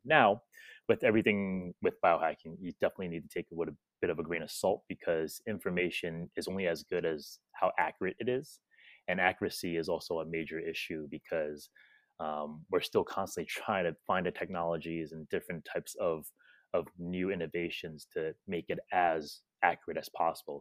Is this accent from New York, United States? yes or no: yes; New York, United States; moved away as an adult; now in Indonesia; growing up in New York for me